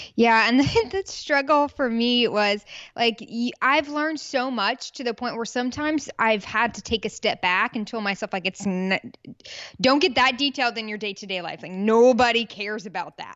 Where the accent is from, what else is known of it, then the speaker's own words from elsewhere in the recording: Peachtree City, Georgia, United States; also born or lived in Birmingham, Alabama; now in Houston, United States; I was born in Birmingham, Alabama, raised in Peachtree City, Georgia, and now I'm a Texas gal.